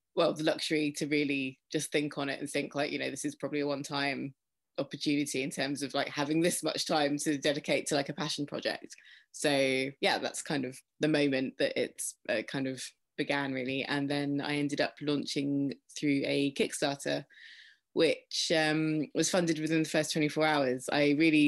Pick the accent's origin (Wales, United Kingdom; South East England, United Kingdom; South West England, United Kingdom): South East England, United Kingdom; Faversham; my hometown, it's Faversham in Kent in the UK